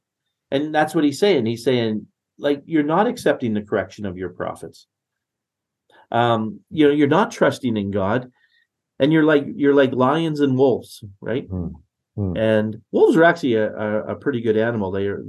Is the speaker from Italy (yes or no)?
no; Netherlands; now in Canada; I'm from Holland. My parents are Dutch, right?